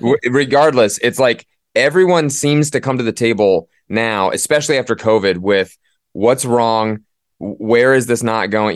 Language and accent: English; Midwest, United States; moved away as an adult; also born or lived in Northeast US; now in Northeast, United States; I didn't grow up in the Northeast. I grew up in the Midwest